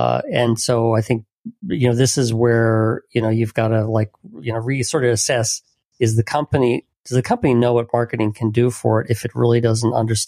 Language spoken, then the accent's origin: English; Illinois, United States; You know, I grew up in Illinois